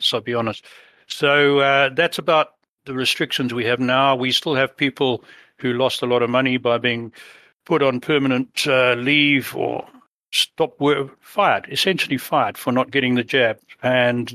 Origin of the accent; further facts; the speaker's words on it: Harare, Zimbabwe; also born or lived in London, England / South Africa; now in Canada; We moved there in 1956 when I was about 5 and a half. And It was an idyllic childhood